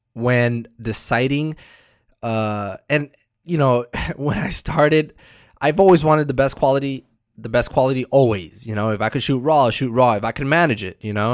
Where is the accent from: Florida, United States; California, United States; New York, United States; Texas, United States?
Florida, United States; Miami; I'm from Miami. I'm all the way in the East Coast